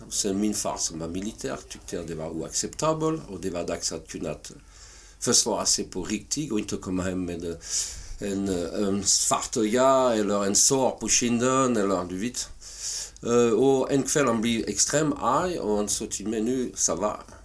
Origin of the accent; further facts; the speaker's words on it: southern France, France; Swedish is a second language; moved away as an adult; also born or lived in Paris, France / Halmstad, Sweden; now in Sweden; jag föddes i södra Frankrike